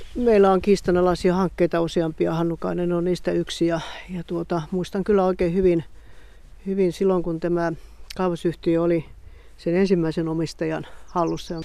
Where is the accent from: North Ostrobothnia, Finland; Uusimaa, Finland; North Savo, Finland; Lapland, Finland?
Lapland, Finland; Kemijoki area; born or raised there